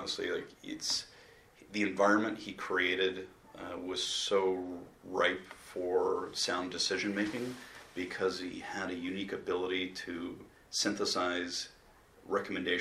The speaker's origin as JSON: {"language": "English", "town": "Baltimore", "region": "Maryland", "country": "United States", "tie": "born or raised there", "said": "I grew up in Memorial Stadium where the chant of Eddie was prevalent every time I went"}